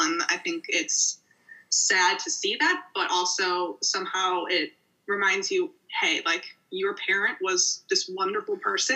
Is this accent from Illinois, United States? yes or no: yes; Morton Grove, Chicago suburbs, Illinois, United States; I am from the Chicago suburbs, Morning Grove to be exact. And yeah, it was a very smooth childhood.